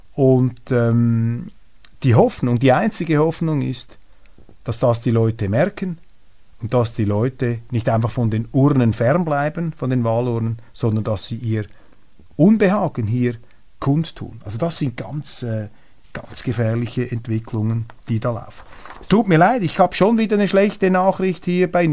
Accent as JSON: {"language": "German", "country": "Switzerland", "accent": "Swiss German-tinged Standard German"}